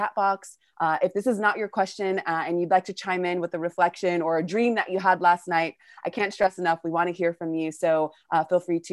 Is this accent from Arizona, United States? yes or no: no; California, United States; now in Argentina; I'm calling from Argentina, originally from California